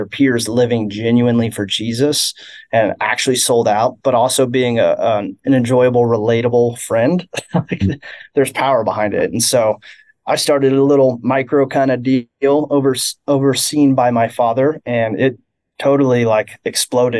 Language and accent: English; Kansas City, Missouri, United States; I grew up here in Kansas City